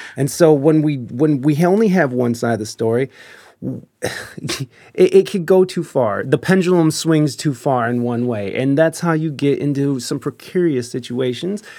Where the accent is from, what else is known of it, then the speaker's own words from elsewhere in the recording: United States; as an American